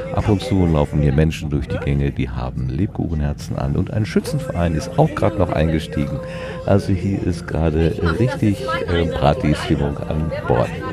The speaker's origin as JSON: {"language": "German", "area": "Sauerland", "region": "North Rhine-Westphalia", "country": "Germany", "said": "Ich komme ja wenigstens noch aus dem Land der 1000 Berge, dem Sauerland"}